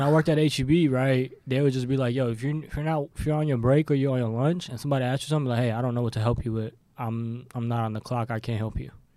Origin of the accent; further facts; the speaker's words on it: Pakistan; I'm Pakistani